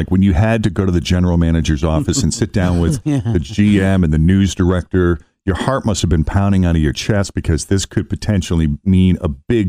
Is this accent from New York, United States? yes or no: no; Boston, Massachusetts, United States; moved away; I grew up in Boston.